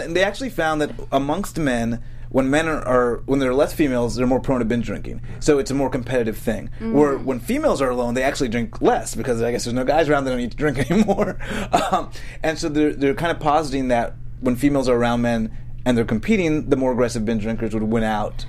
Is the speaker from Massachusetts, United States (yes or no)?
yes; Boston, Massachusetts, United States; I'm from Boston.